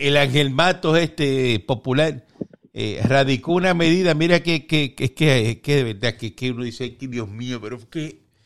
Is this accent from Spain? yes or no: no; Cuba; moved away; nosotros vivimos allí y, somos de, somos cubanos